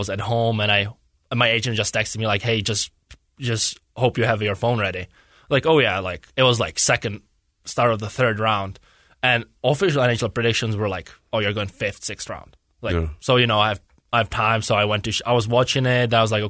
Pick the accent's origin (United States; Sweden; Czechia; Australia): Czechia; That's kind of where the better hockey is. So our city is like only 16,000 people in there.